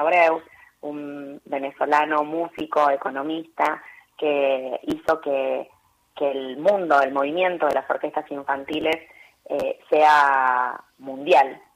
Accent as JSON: {"language": "Spanish", "town": "Chascomús", "region": "Buenos Aires Province", "country": "Argentina", "said": "en Chascomús, en mi pueblo"}